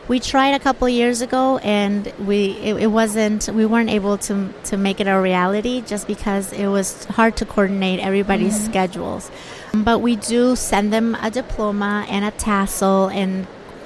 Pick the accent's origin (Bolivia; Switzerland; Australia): Bolivia; now in United States; I was born and raised in Bolivia, South America. And 16 years ago, I came to America to go to school